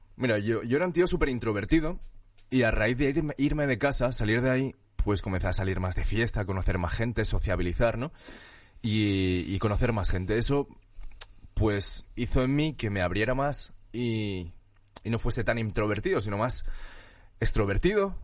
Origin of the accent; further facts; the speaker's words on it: Valencian Community, Spain; moved away as an adult; now in Madrid, Spain; Nací en España, nací en Valencia y en Madrid llevo como casi siete años